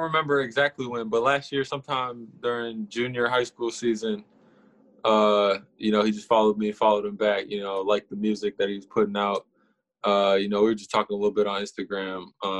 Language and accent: English; Minneapolis, Minnesota, United States; I'm from Minneapolis, Minnesota.